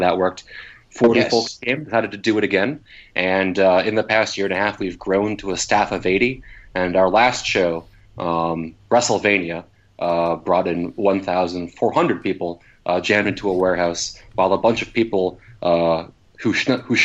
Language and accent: English; Wisconsin, United States; moved away; I grew up in Wisconsin